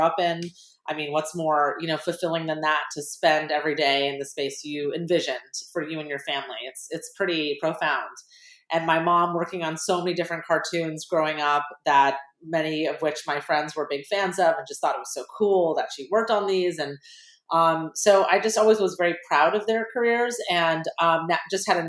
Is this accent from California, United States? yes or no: yes; Los Angeles, California, United States; I'm from Sherman Oaks